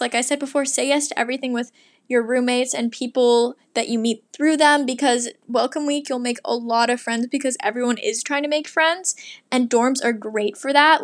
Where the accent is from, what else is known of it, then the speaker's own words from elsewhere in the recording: Portland, Oregon, United States; moved away; But I'm from Portland, and I've been to Seattle a lot because I live so close